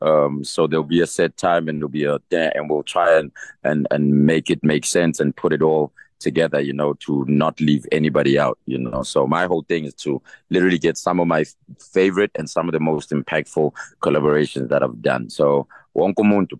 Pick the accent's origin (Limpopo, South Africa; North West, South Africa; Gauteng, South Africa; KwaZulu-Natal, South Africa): Gauteng, South Africa; East Rand; also born or lived in Katlehong; I'm from the East Rand